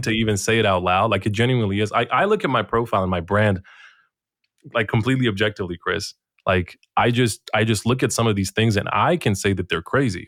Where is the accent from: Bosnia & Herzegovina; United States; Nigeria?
Bosnia & Herzegovina; I'm coming from Bosnia and Herzegovina